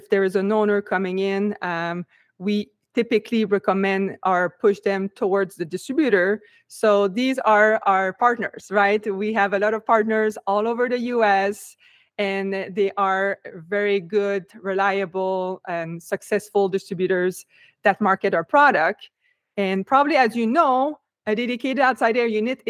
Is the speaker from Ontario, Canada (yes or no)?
no; Quebec, Canada; moved away as an adult; now in United States; even if I'm from Quebec, I moved to United States right off after college